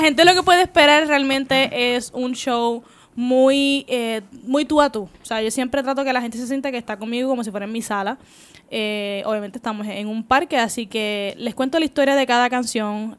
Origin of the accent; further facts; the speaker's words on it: Puerto Rico; si eres como boricua